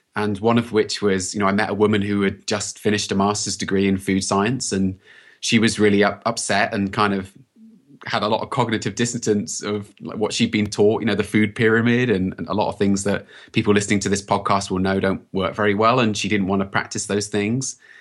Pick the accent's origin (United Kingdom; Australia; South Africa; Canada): United Kingdom; accent: British; moved away as an adult; now in United States; you can probably tell from my accent that I'm British, and I've only been in the U S about thirteen years